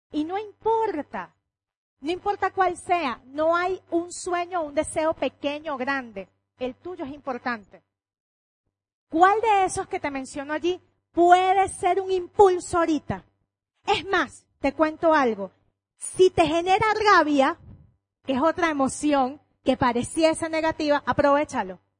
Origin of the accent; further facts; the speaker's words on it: Venezuela; Cuando yo voy para otra parte, yo soy Venezuela donde me paro